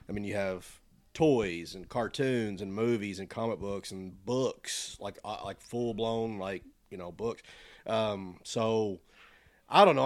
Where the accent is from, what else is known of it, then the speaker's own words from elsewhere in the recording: United States; we're all American